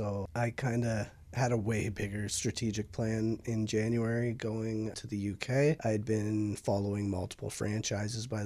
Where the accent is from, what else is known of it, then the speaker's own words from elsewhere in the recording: Windsor, Ontario, Canada; I'm from Windsor